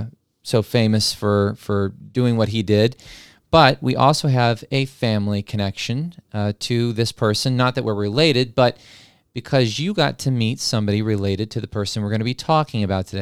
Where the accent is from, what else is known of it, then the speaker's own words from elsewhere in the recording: New Mexico, United States; I grew up in New Mexico, and make no bones about it, I'm very proud of my New Mexico heritage and the history that goes into that state.